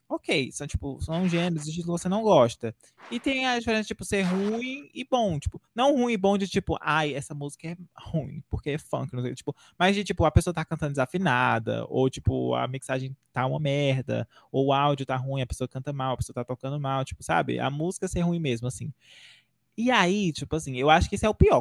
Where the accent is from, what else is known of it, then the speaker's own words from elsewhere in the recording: Northeast Region, Brazil; E eu sou nordestino